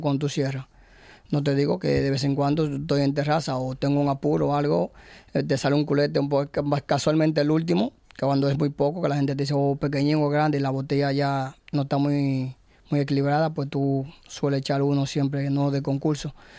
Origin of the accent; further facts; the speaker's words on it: Gijón, Asturias, Spain; yo soy de Gijón